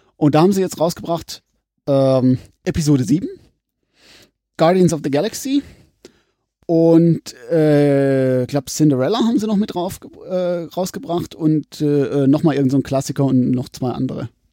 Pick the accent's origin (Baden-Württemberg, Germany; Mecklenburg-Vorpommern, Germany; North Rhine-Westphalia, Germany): Baden-Württemberg, Germany; Pforzheim; accent: Pforzheimerisch